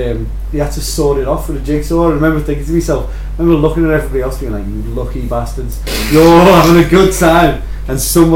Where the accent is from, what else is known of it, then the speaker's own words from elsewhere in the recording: United Kingdom; Being British?